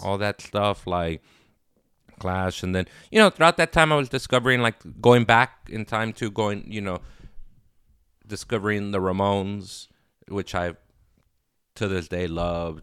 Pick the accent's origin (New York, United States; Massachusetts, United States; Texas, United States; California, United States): California, United States; Los Angeles; also born or lived in Inglewood, California; I grew up in Inglewood and South Central